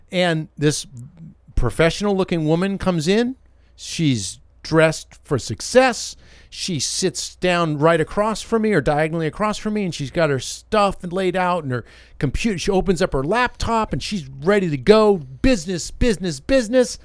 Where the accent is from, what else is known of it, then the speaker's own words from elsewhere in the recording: Northeast, United States; moved away as an adult; also born or lived in Massachusetts / Connecticut / Louisiana / Nashville; now in Alabama, United States; I grew up in Massachusetts and Connecticut